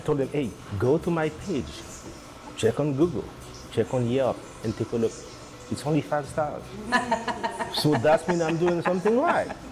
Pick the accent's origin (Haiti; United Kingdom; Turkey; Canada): Haiti; now in San Rafael, United States; I'm from the Caribbean, I'm from Haiti